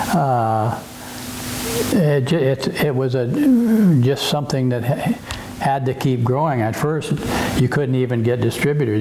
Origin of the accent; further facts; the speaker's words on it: Yakima, Washington, United States; now in Oregon, United States; I grew, I grew up in Yakima